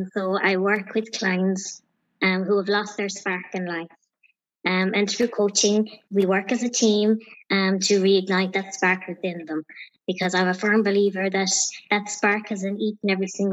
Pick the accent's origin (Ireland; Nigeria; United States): Ireland; County Clare, Munster; I'm from County Clare.